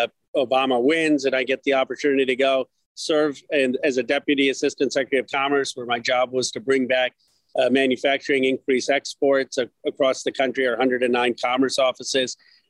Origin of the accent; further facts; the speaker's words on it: Philadelphia, Pennsylvania, United States; moved away; also born or lived in Chicago; I'm the son of immigrants. I was born in Philadelphia. My parents immigrated from India.